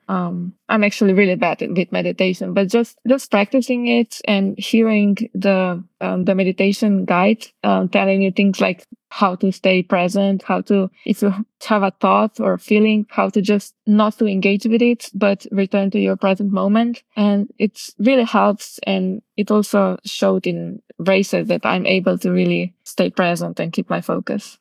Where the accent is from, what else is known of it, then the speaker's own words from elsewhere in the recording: Kamnik, Central Slovenia, Slovenia; I still train a lot at home in my hometown, Kamnik